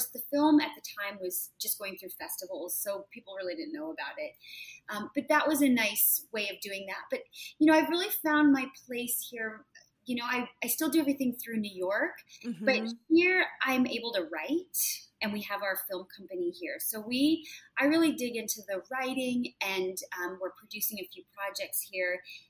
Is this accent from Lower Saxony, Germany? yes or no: no; Nuremberg, Bavaria, Germany; born there; I was born in Nuremberg, but I was a student in Konstanz, which is like a really on the southern border right across from Switzerland, literally across the border.